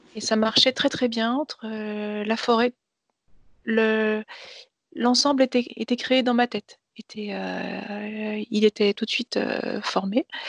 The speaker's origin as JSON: {"language": "French", "town": "Nancy", "region": "Grand Est", "country": "France", "tie": "born or raised there", "said": "Je suis née à Nancy"}